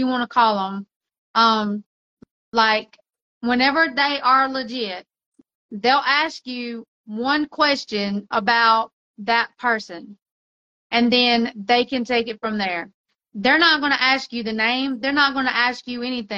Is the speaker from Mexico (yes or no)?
yes; Mexico; moved away; I grew up in Mexico.